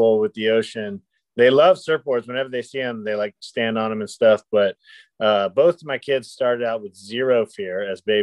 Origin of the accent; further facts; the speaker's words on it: Kitty Hawk, North Carolina, United States; moved away as an adult; I've made my way back to my hometown of Kitty Hawk, North Carolina